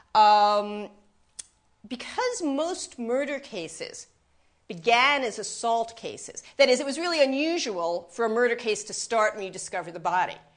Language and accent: English; New York, United States; I'm from New York, Times Square